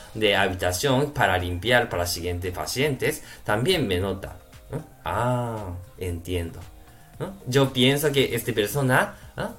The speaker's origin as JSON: {"language": "Spanish", "country": "Japan", "second_language": "Spanish", "moved": "yes", "lives_now": "Spain", "said": "soy japonés"}